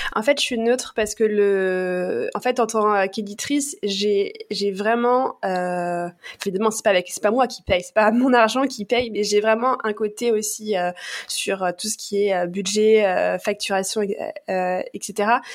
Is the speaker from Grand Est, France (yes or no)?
no; Paris, Île-de-France, France; je suis parisienne